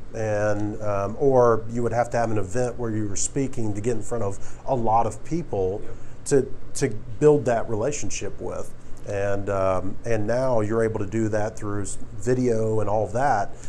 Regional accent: South Carolina, United States; moved away as an adult; also born or lived in Newberry, South Carolina / Florence, South Carolina; now in Atlanta, United States; I'm originally from South Carolina

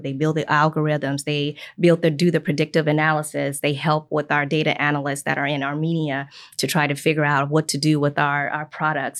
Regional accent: Chicago, Illinois, United States; moved away as an adult; also born or lived in Minnesota; now in Indiana, United States; I'm from Chicago, Illinois, so I'm not even from Indiana, but I've been here for about twenty-four years

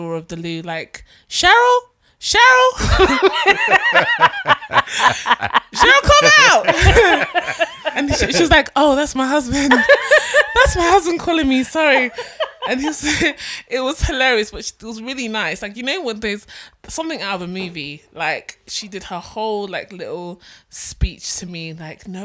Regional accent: London, United Kingdom; we're from London, we're from England.

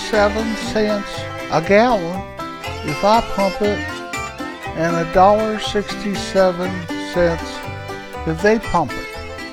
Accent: Indiana, United States; No, sir, I'm not. I'm from Indiana. My parents were raised there, and my grandparents were raised there, and I spent the first 18 years of my life there.

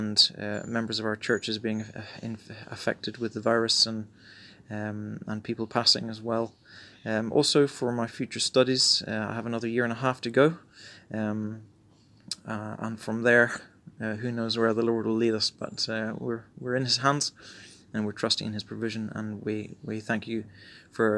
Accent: Ballinlough, County Roscommon, Ireland; moved away as an adult; also born or lived in County Mayo / Sligo / Belfast; now in Chile; I grew up going to the parish of Kiltulla, Church of Ireland Church in Ballinlough, County Roscommon.

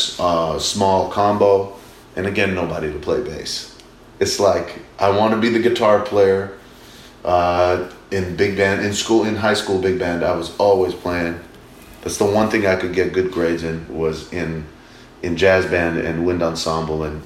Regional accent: Massachusetts, United States; Growing up in Mass in America

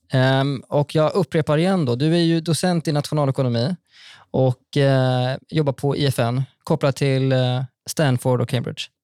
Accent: Västergötland plain, Västra Götaland, Sweden; Jag kommer ju från, eh, från Västgötaslätten

